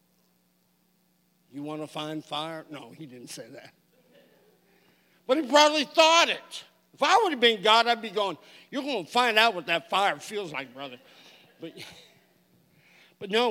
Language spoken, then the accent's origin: English; California, United States; now in Oklahoma, United States; I grew up in California